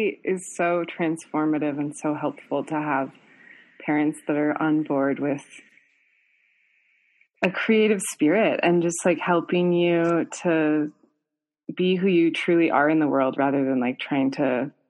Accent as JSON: {"language": "English", "town": "Fargo", "region": "North Dakota", "country": "United States", "tie": "born or raised there", "also_born_or_lived": "New York", "moved": "yes", "lives_now": "Colorado, United States", "said": "I was born in Fargo, North Dakota, and then I grew up on a farm in North Dakota for a couple years as a kid."}